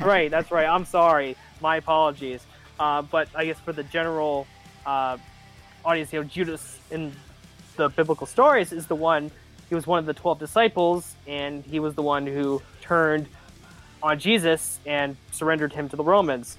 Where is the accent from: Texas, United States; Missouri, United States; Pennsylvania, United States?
Pennsylvania, United States; Wilkes-Barre; my hometown of, my hometown of uh, Wilkes-Barre